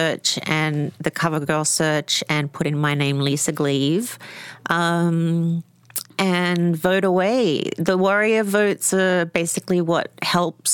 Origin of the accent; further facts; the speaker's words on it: Australia; I'm Australian.